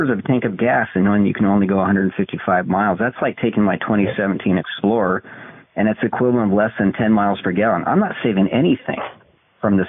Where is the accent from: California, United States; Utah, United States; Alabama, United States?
Utah, United States; moved away as an adult; also born or lived in Washington, D.C. suburbs, Virginia; my family, we fled the D.C. suburbs for my hometown out in Utah